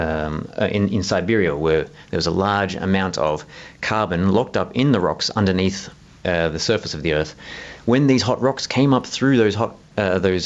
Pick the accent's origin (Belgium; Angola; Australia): Australia; Southeast Australia; in Southeast Australia. That's actually where I'm from. You might have noticed from my accent.